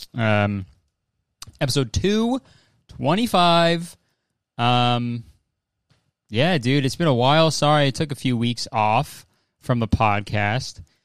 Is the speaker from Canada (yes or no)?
yes; Canada; I'm Canadian